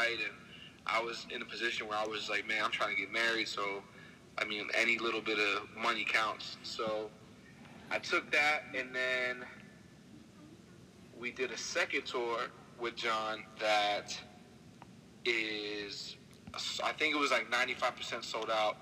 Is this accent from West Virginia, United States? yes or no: no; Egg Harbor City, New Jersey, United States; also born or lived in Brooklyn, New York; I was born in Brooklyn, New York until the age of like 6 or 7, I think. And I moved to New Jersey, went to school in South Jersey, Egg Harbor City, and flip-flopped from Brooklyn to Egg Harbor City my whole life